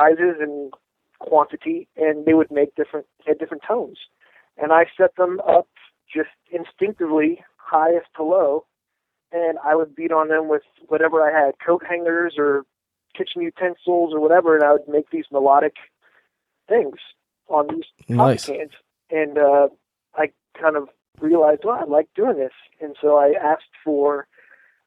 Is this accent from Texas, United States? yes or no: no; Southern California, United States; I grew up in Southern California